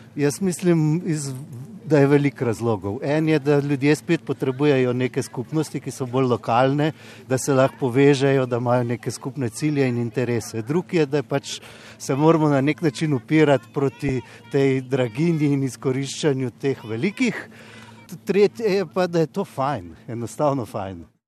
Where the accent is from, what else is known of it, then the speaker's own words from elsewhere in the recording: Ljubljana, Slovenia; sem iz Ljubljana